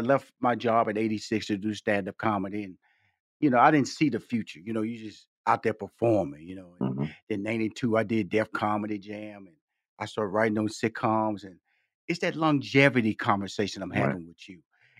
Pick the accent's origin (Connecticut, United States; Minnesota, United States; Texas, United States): Texas, United States; Houston; I come from Fifth Ward, Texas, six sisters, two brothers. And I remember our parents, you know, I was born in Houston, Texas, but they're from Shreveport, Louisiana.